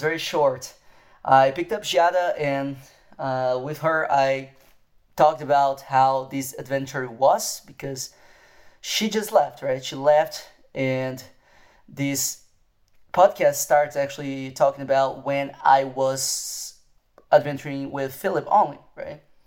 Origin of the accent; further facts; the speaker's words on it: Brazil; moved away; I am from Brazil